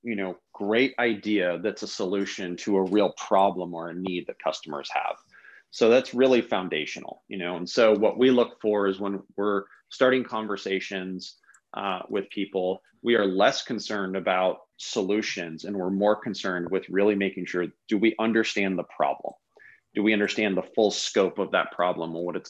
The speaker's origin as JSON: {"language": "English", "town": "Palo Alto", "region": "California", "country": "United States", "tie": "born or raised there", "said": "I grew up in Palo Alto as a young kid."}